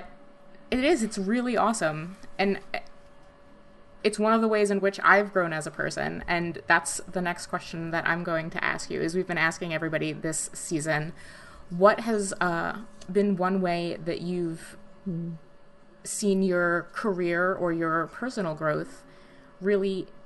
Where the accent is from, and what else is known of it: New Jersey, United States; born or raised there; now in Michigan, United States